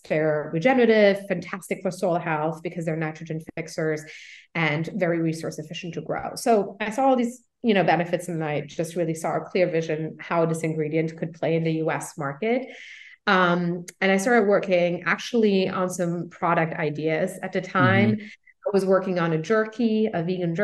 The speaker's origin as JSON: {"language": "English", "country": "Luxembourg", "tie": "born or raised there", "moved": "as an adult", "lives_now": "United States", "said": "I actually grew up in Europe. I'm originally from Luxembourg"}